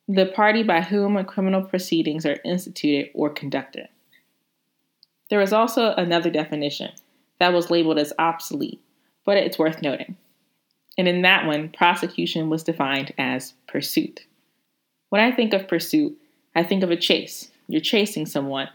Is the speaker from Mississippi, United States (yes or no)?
yes; Hattiesburg, Mississippi, United States; moved away as an adult; also born or lived in Atlanta, Georgia / New York; I went to undergrad at the University of Southern Mississippi in my hometown, Hattiesburg, Mississippi